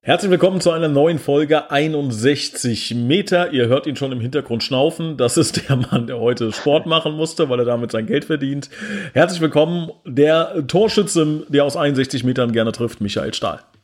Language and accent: German; Oberbrechen, Hesse, Germany; in Oberbrechen, da wo ich herkomme